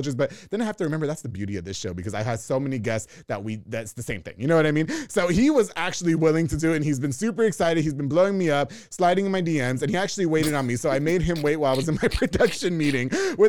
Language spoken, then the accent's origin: English; New York, United States; now in Waco, United States; I'm not from here. I'm from New York.